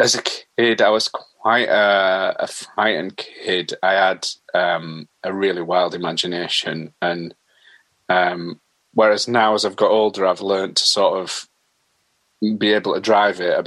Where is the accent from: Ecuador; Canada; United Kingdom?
United Kingdom; Halifax, Yorkshire and the Humber; also born or lived in Brighouse; I was born in Halifax in West Yorkshire, at the General, and we lived in Maidenroyd, which is a few miles outside Halifax. And then after that we moved to Bailiff Bridge, which is in Brighouse. So basically, yeah, sort of West Yorkshire